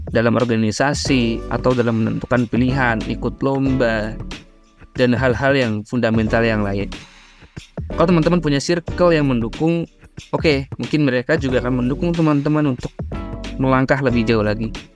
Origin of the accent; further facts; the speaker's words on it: Ngawi, East Java, Indonesia; moved away as an adult; now in Bogor, Indonesia; aku dari Ngawi Jawa Timur, asal daerahnya